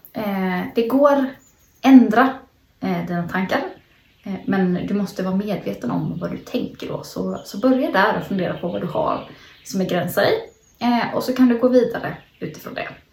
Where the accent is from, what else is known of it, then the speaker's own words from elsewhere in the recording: Småland, Sweden; Jag sitter i mina föräldrars eh, växthus hemma i Småland